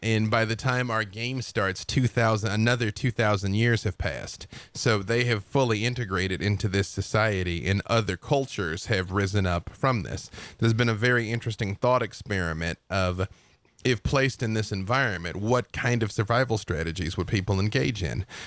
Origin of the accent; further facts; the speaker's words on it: Arkansas, United States; I'm from Arkansas